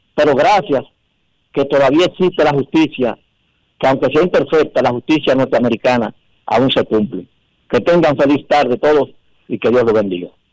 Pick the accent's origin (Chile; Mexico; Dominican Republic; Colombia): Dominican Republic; como dominicano